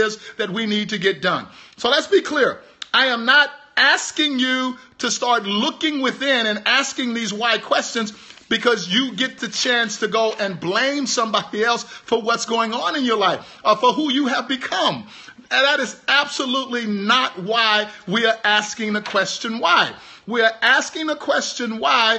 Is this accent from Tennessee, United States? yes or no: no; Houston, Texas, United States; I'm from Houston, Texas.